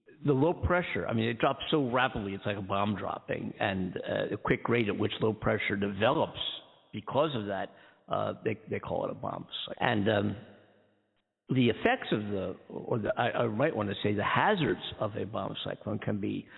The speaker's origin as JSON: {"language": "English", "town": "Philadelphia", "region": "Pennsylvania", "country": "United States", "tie": "born or raised there", "also_born_or_lived": "Daytona Beach, Florida", "moved": "as an adult", "lives_now": "Southern California, United States", "said": "I'm from the East Coast, from Philadelphia originally. Born and raised, East Coast kid."}